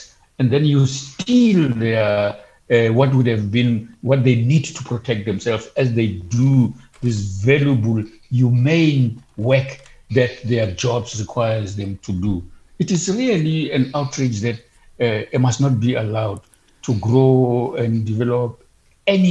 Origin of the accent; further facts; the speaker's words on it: Bloemfontein, Free State, South Africa; I come from Bloemfontein.